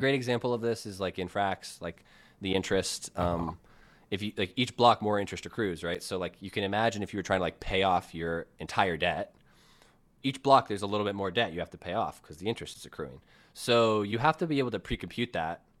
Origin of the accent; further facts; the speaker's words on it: United States; I'm American